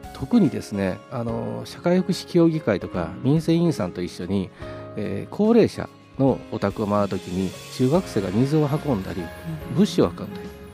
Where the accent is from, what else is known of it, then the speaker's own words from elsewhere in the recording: Mie, Japan; moved away as an adult; also born or lived in Tohoku; now in Sendai, Japan; もともと三重県出身でして、まあ、少しな、まあ、まってますけれども東北に来て20年以上になります